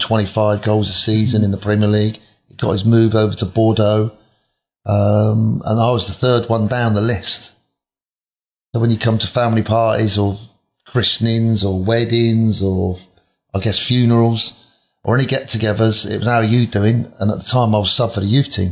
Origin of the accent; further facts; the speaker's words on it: Reading, South East England, United Kingdom; my hometown team, Reading